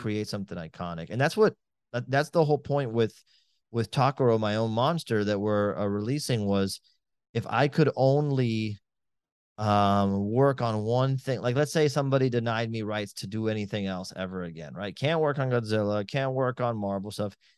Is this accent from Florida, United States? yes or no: yes; Miami, Florida, United States; I'm from Miami